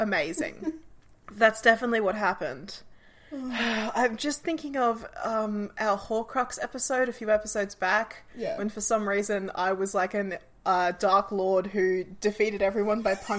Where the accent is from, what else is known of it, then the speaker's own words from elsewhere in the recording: Australia; I'm Australian.